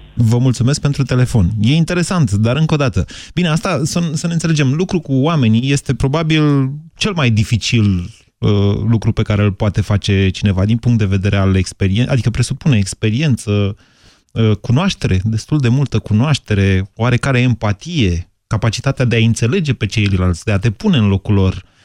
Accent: Drobeta-Turnu Severin, Mehedinți County, Romania; eram de la Severin

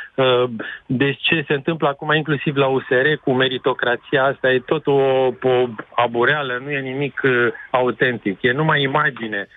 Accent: Timișoara, Timiș County, Romania; ca și Timișorean

